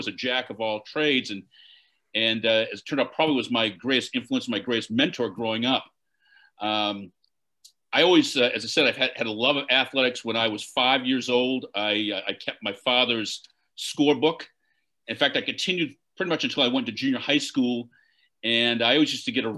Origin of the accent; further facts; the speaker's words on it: Lincoln, Maine, United States; also born or lived in Boston; growing up in Lincoln, Maine, which is a small community